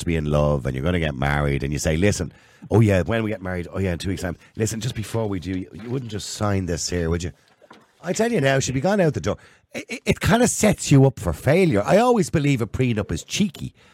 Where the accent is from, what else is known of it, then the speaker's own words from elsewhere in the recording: Ireland; us Irish